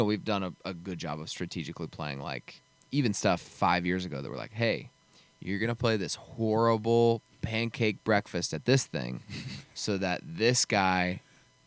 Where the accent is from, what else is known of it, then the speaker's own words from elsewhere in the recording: Colorado, United States; I'm the first guy from Colorado to ever sell out the Grizzly Rose of 1,800 people